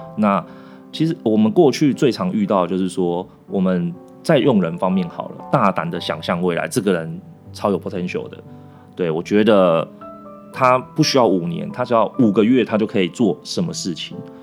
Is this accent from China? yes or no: no; Taiwan; also born or lived in Argentina; 因为我是台湾人